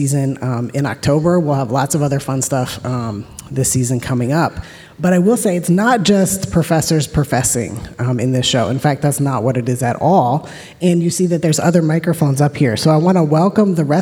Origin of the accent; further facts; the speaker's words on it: Virginia, United States; also born or lived in New Mexico / Wisconsin; now in Connecticut, United States; I'm actually from Virginia, so also, I guess, from the South. And by way of New Mexico and Wisconsin